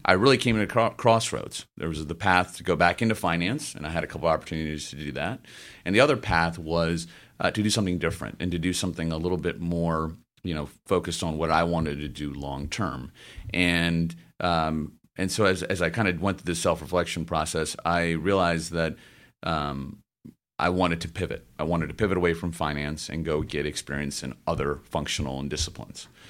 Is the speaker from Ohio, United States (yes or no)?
no; Memphis, Tennessee, United States; moved away as an adult; also born or lived in St. Louis; I grew up in Memphis, Tennessee